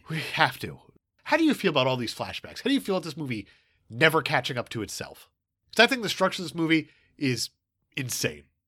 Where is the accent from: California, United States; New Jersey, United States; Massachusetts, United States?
New Jersey, United States; I'm from Jersey